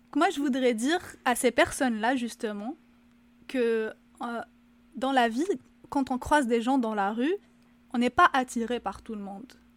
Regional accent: Algeria; now in Quebec, Canada; en tant qu'Algérienne, bien sûr, de ce que j'ai vu en Algérie

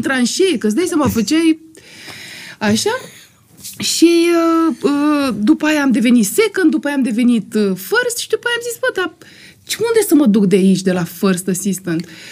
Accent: Constanța, Constanța County, Romania; moved away; eram din Constanța

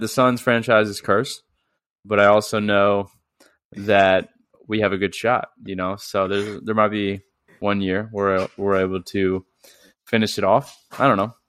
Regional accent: St. Louis, Missouri, United States; I'm from St. Louis

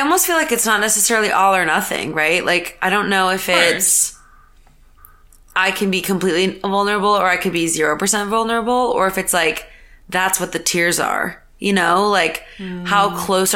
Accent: Burlington, Massachusetts, United States; We're both from Burlington

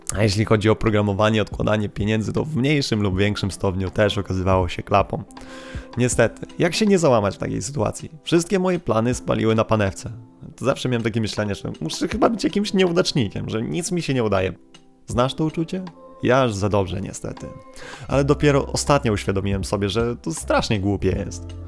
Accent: Kashubia, Poland; my Kaszubi z naszym jo

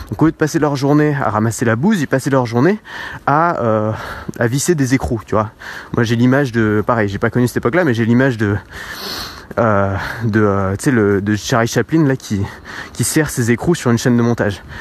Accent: France; Alors moi je le perçois vraiment en France parce que je suis français

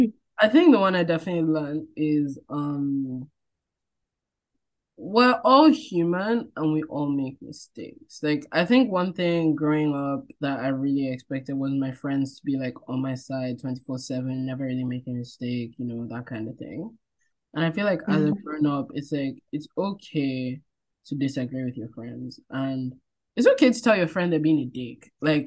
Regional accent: Nigeria; I feel like just growing up as a Nigerian, you just kind of learn, there's no time to be beating around the bush.

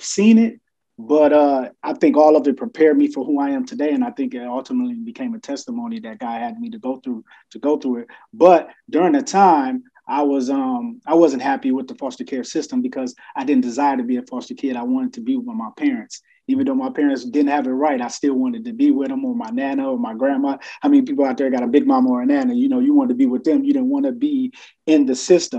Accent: Toledo, Ohio, United States; I am from the great state of Ohio, Toledo, to be exact. Toledo, Ohio, born and raised

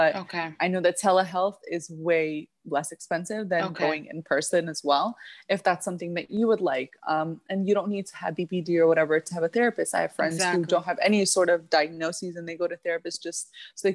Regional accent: Midwest, United States; also born or lived in Egypt / Middle East; now in South Florida, United States; I was born in the Middle East, but I was raised in the Midwest

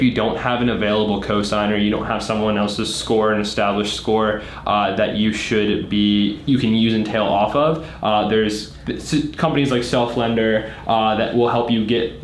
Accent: Washington, District of Columbia, United States; moved away; also born or lived in Charlotte, North Carolina; We're from DC originally

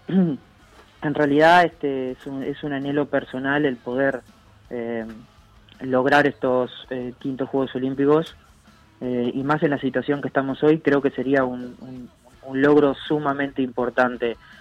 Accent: Uruguay; atleta uruguayo

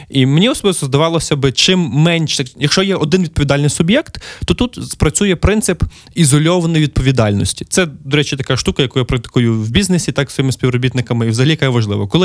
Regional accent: Lviv, Lviv Oblast, Ukraine; мій рідний Львів

